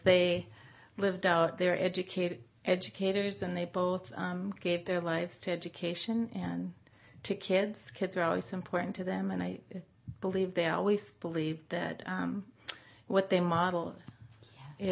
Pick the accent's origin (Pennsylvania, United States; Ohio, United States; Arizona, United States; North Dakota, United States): North Dakota, United States; also born or lived in Anchorage, Alaska / Bay Area, California; now in Modesto, United States; I grew up in North Dakota